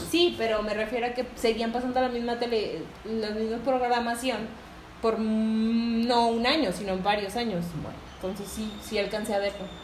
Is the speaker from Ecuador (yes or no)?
no; Tampico, Tamaulipas, Mexico; now in Guadalupe, Mexico; soy de Tampico. de la ciudad de Tampico, un puerto hermoso